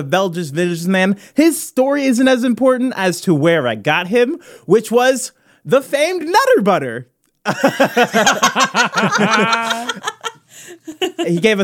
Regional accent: Midwest, United States; I'm from the Midwest

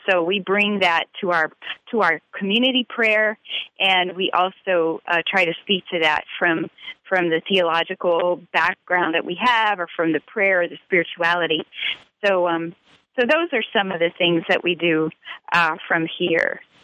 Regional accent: Louisiana, United States; also born or lived in Italy; I'm from Louisiana

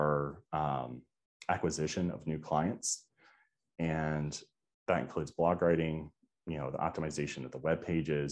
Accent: Georgia, United States; now in Florida, United States; I'm from Georgia

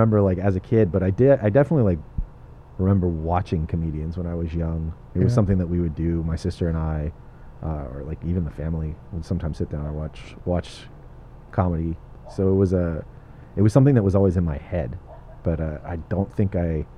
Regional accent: Torrance, California, United States; also born or lived in Redondo Beach / Lomita; I'm a South Bay kid. I was born in Torrance. I grew up in Torrance and Redondo Beach

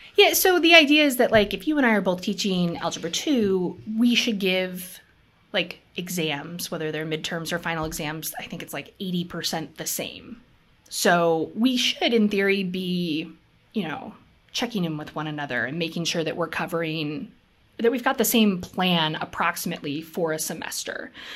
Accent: Minnesota, United States; also born or lived in Seattle, Washington; I was born in Seattle. We moved to Minnesota, to this teeny tiny town

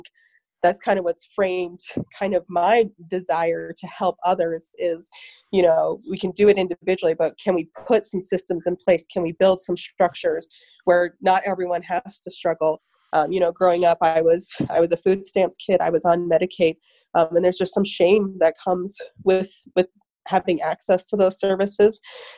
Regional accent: Newcastle, Wyoming, United States; Born and raised in Newcastle, Wyoming. When I graduated, I went to the University of Wyoming for another 6 years.

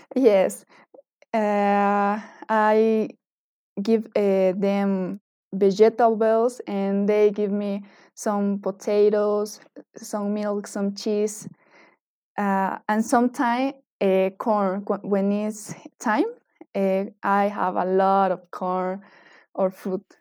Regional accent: eastern Bolivia, Bolivia; now in Cochabamba, Bolivia; I was born and grew up in the Bolivian East, where we can find part of the Amazon and the Gran Chaco Boliviano.

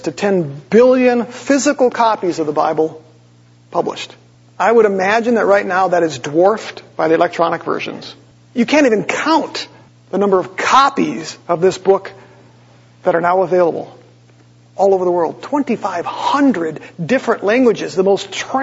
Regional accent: Green Bay, Wisconsin, United States; I grew up in Green Bay, lived on 21 Patty, you know, on Patty Lane

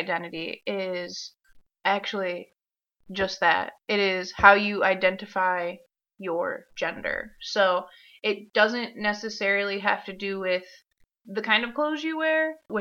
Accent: Michigan, United States; I'm also from Michigan

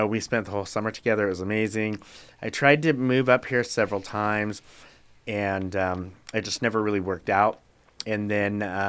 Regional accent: Reno, Nevada, United States; moved away as an adult; also born or lived in Helena, Montana; now in Eugene, United States; I grew up in Reno. I went to college in Helena, Montana.

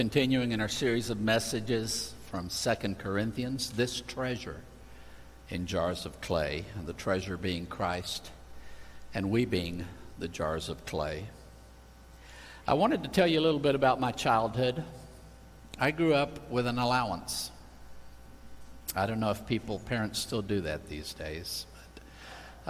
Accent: Spain; moved away; I grew up in Spain

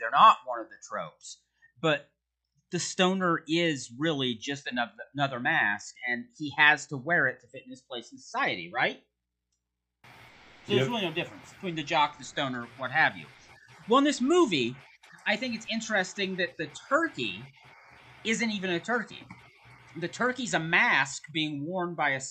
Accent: United States; As an American

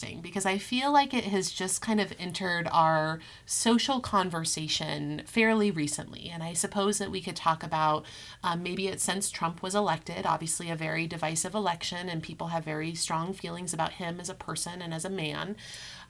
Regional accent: Colorado, United States; also born or lived in Europe; I grew up in Colorado. I love Colorado. I attended both high school and college here in the Denver area.

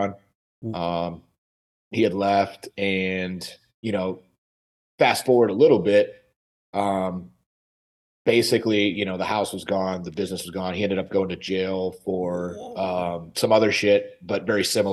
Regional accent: Michigan, United States; moved away; Michigan originally.

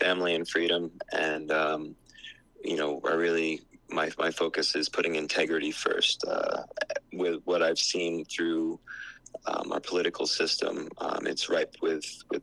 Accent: New Jersey, United States; moved away as an adult; also born or lived in New York City; now in Hawaii, United States; was born and raised in New Jersey

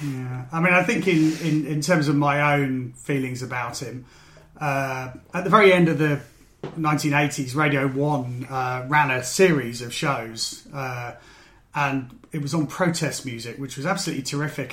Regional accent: Maidenhead, South East England, United Kingdom; in Maidenhead, my hometown.

